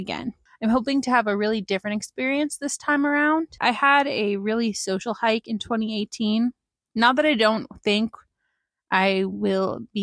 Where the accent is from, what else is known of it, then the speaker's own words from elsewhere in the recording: Pennsylvania, United States; now in Princeton, United States; I'm originally from Pennsylvania, and I've been living for about a year and a half now in Princeton, New Jersey